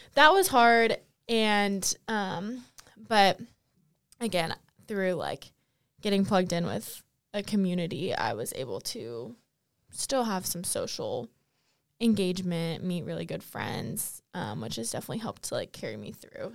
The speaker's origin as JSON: {"language": "English", "town": "Fayetteville", "region": "North Carolina", "country": "United States", "said": "I'm from Fayetteville, North Carolina originally"}